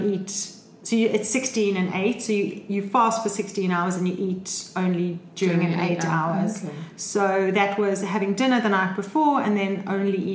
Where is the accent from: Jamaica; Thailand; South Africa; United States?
South Africa; I'm South African